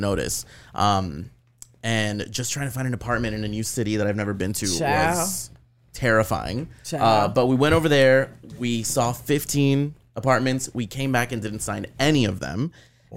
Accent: Miami, Florida, United States; also born or lived in Gainesville, Florida; born and raised.

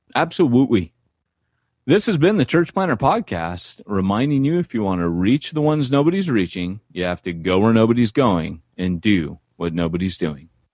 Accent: Orange County, California, United States; also born or lived in LA County; You've been very sheltered growing up in Orange County, California, they used to tell us we lived behind the orange curtain

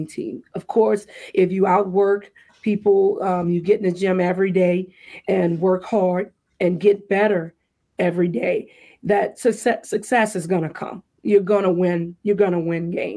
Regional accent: the Bayou, Louisiana, United States; moved away; going back to the Bayou

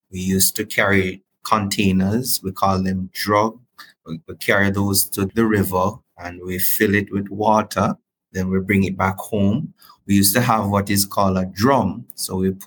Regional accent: Springvale, Bog Walk, Saint Catherine, Jamaica; moved away as an adult; now in Canada; I'm from Jamaica, and I grew up in a small community called Springvale in the hills of Bogwalk in St. Catherine.

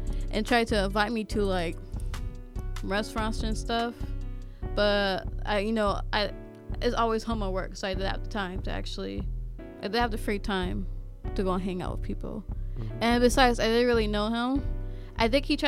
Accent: California, United States; now in Ohio, United States; I'm the new girl in the state. I'm from California

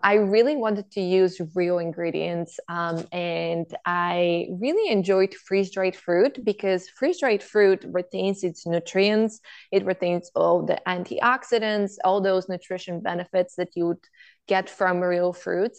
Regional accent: Bulgaria; moved away; I grew up in Bulgaria where my grandparents had a farm

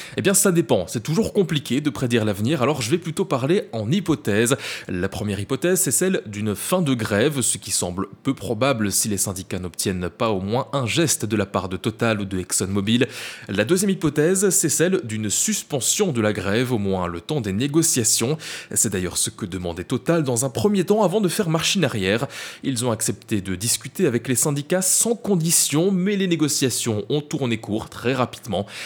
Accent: Belgium; l'essence est plus chère chez nous, en Belgique, qu'en France

